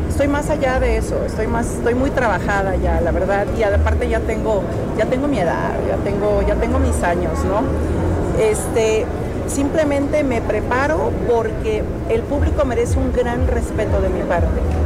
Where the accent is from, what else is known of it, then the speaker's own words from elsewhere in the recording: Mexico; soy mexicana 100%